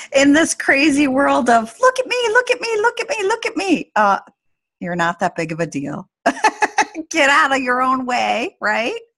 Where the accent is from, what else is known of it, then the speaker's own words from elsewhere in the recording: Anchorage, Alaska, United States; in Anchorage in my in my hometown